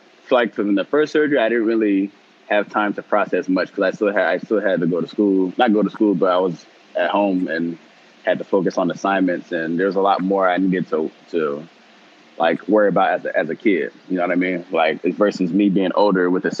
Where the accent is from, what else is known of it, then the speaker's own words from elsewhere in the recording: Chino Hills, California, United States; also born or lived in Long Beach, California; I was born in Long Beach and then went to school out in Chino Hills